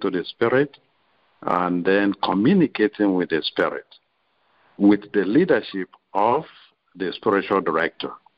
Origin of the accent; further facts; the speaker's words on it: Nigeria; moved away as an adult; also born or lived in Rome / Chicago; I'm a Nigerian um, originally